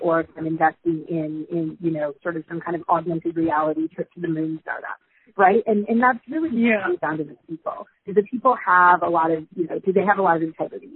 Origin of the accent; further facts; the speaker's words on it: rural Michigan, United States; I grew up in a sort of 300 people in rural Michigan